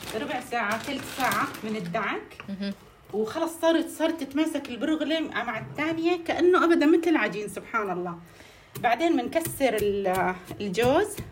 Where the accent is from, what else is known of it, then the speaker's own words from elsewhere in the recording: Aleppo, Aleppo Governorate, Syria; نحن عندنا بحلب